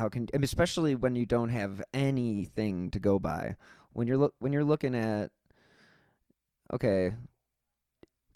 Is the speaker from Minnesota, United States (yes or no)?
no; Cleveland, Ohio, United States; I'm from Cleveland